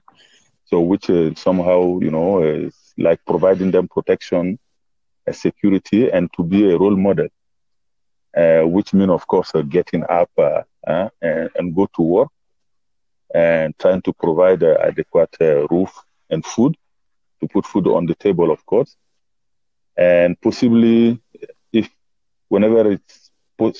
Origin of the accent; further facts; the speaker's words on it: Mali; first language Bambara; English is a second language; now in Johannesburg, South Africa; I'm originally from Mali